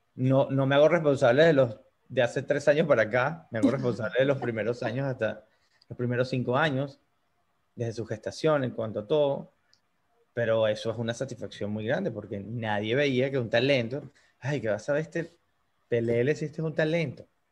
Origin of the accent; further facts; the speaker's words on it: Choroní, Aragua, Venezuela; moved away as an adult; now in United States; puedo ir para Choroní a visitar mi pueblo amado